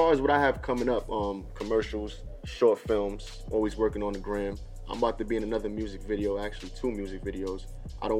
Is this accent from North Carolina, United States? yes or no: no; New York City, New York, United States; also born or lived in Pennsylvania; Brooklyn is hometown. Brooklyn is me